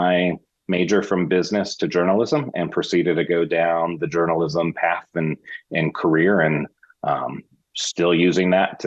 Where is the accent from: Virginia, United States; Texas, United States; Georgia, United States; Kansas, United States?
Kansas, United States; Wichita; moved away as an adult; also born or lived in Los Angeles; now in Kansas City, United States; I'm from Wichita, Kansas, born and raised there